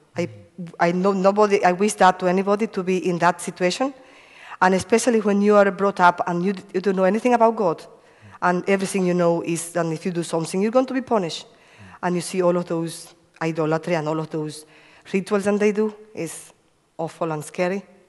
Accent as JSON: {"language": "English", "country": "Cuba", "tie": "born or raised there", "moved": "yes", "said": "I come from Cuba. Uh, I have five brothers and one sister. I used to live in a farm, uh, no electricity, and um, a lo lovely childhood because, you know, running in the farm"}